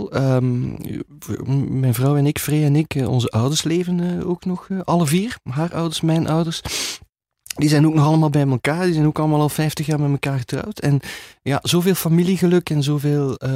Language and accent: Dutch; Beervelde, Flanders, Belgium; ik ben geboren in Beervelde. Dat is, ehm, ik, eh, toen mijn moeder uit de kraamkliniek kwam, dan is ze met mij als baby in de straat gekomen waar ik nog altijd eh, nu woon.